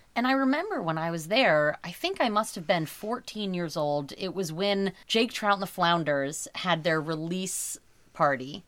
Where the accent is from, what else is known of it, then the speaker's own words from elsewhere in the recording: Portland, Oregon, United States; now in New York, United States; where we grew up in Portland, Oregon